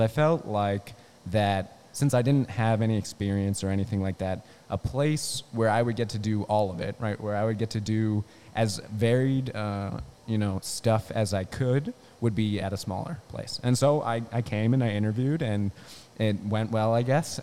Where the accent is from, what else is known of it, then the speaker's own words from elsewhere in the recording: Newark, Delaware, United States; moved away as an adult; also born or lived in California; I'm from Delaware. I'm from Newark